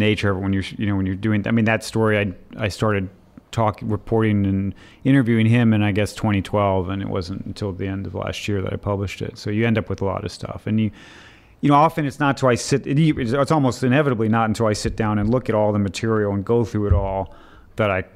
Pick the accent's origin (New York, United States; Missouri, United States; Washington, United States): Missouri, United States; moved away as an adult; also born or lived in China / Egypt / Colorado; I grew up in mid-Missouri.